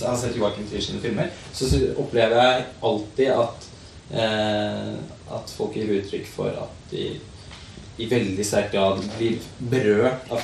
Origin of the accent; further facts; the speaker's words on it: Halden, Østfold, Norway; jeg er heller ikke født og oppvokst i Oslo, jeg er faktisk i Halden.